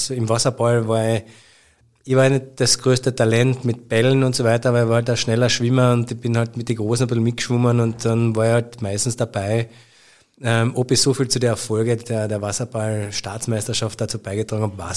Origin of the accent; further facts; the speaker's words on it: Carinthia, Austria; aber zu einer riesengroßen Karriere hätte es für mich als Kärntner Bur gereicht wahrscheinlich vielleicht nicht